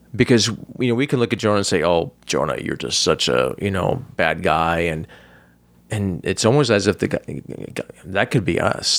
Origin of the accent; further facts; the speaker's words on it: United States; as American Christian